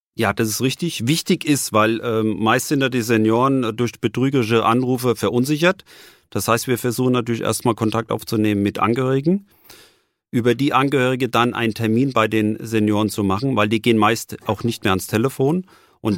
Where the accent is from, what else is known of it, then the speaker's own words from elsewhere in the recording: Frankfurt, Hesse, Germany; echter Frankfurter. Ich bin 54 Jahre alt, äh, gebürtiger Frankfurter